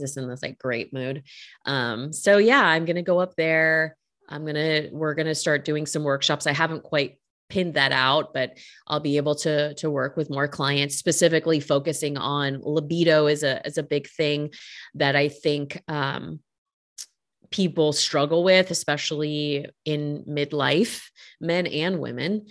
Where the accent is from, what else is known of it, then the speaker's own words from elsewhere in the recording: Northern California, United States; now in Los Angeles, United States; I'm from Northern California